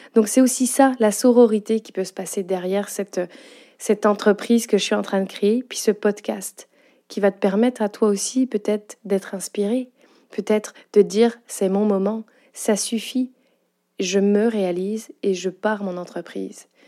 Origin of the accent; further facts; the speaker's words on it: France; accent: French with Quebec intonations; moved away as an adult; now in Quebec, Canada; tu l'as entendu à mon accent, je suis bien une Française, avec des petites intonations québécoises